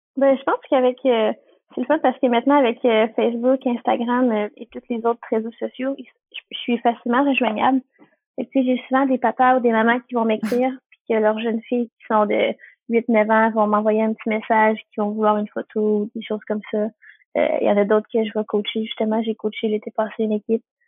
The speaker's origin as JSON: {"language": "French", "town": "Repentigny", "region": "Quebec", "country": "Canada", "said": "Dans ma région, moi, je suis de la Nodière, euh, plus précisément à Repentigny"}